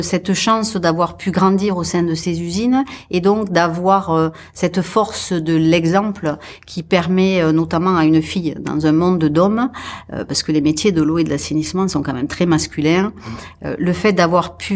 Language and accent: French; Occitania, France; Donc, je suis effectivement avéronaise.